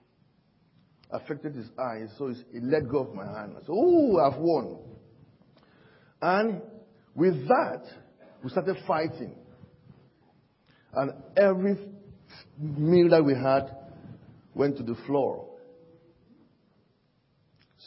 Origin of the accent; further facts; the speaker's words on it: Cameroon; now in United Kingdom; I'm from Cameroon, and Cameroon is one of the African countries.